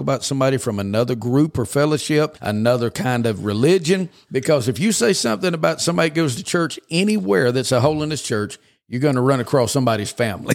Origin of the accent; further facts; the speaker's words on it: Georgia, United States; moved away as an adult; also born or lived in western Kentucky; now in Oklahoma, United States; the first seventeen years of my life was in Georgia